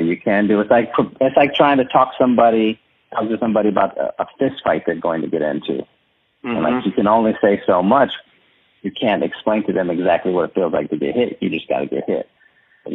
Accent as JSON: {"language": "English", "town": "San Antonio", "region": "Texas", "country": "United States", "said": "I'm from San Antonio"}